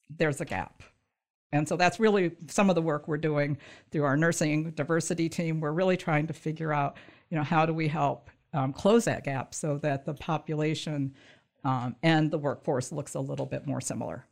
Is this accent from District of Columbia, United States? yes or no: no; Michigan, United States; also born or lived in southern Indiana / northern Kentucky; I grew up in Michigan